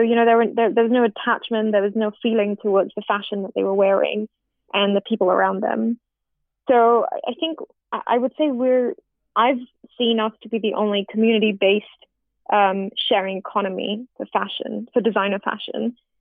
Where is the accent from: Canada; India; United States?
India; as an Indian